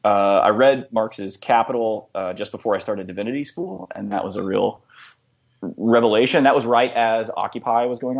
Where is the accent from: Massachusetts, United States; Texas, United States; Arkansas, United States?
Texas, United States; Dallas; also born or lived in Nashville, Tennessee; now in Chapel Hill, United States; I grew up evangelical in Dallas